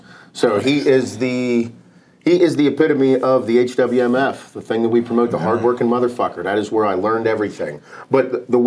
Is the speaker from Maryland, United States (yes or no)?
no; Western Pennsylvania, United States; from Western PA.